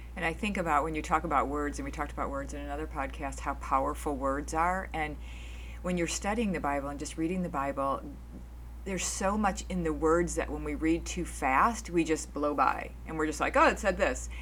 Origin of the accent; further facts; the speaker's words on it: outside of Chicago, Illinois, United States; moved away; I grew up outside of Chicago. I lived down in Chicago in the city